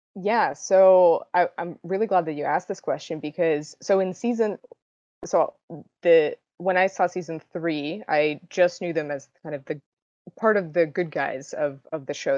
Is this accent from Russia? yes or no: yes; Russia; now in United States; I was born in Russia and eventually moved to the States